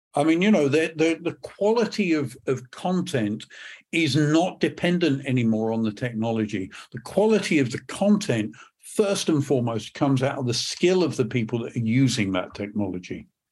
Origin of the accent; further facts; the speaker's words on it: England, United Kingdom; accent: British; moved away as an adult; also born or lived in Northern California; now in Perth, United Kingdom; I'm not from Scotland originally, from, usually, um, my, my background is, um, from England